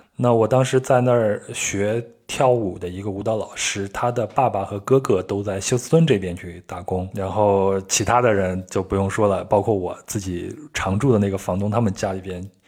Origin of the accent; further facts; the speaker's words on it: Henan, China; 我小时候是在河南出生的